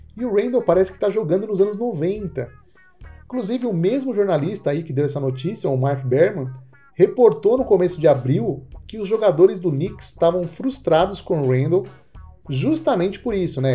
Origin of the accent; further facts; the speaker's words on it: Brazil; eu sou brasileiro